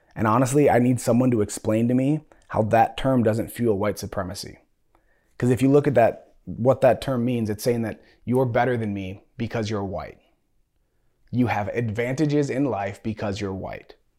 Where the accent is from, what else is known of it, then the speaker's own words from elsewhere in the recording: United States; also born or lived in San Diego; I was born here in America